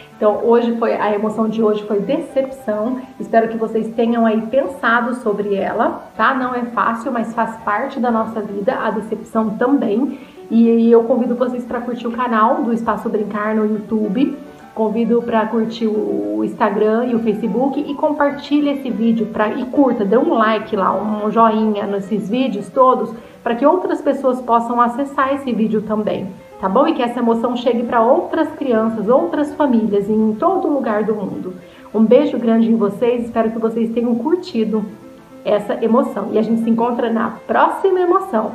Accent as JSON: {"language": "Portuguese", "town": "São José dos Campos", "region": "São Paulo", "country": "Brazil", "said": "sou aqui de São José dos Campos"}